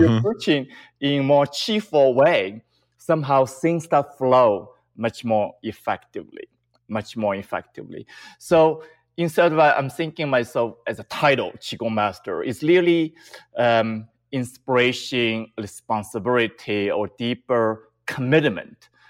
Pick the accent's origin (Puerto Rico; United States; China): China; moved away; I grew up in China